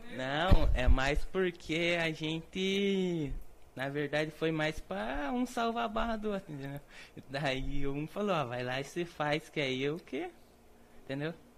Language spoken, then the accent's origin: Portuguese; Fazenda Rio Grande, Paraná, Brazil; also born or lived in Curitiba; nós nascemos em Curitiba, mas sempre moramos na fazenda